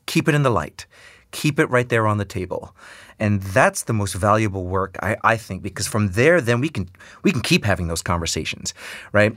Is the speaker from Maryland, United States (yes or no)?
no; New York City, New York, United States; born or raised there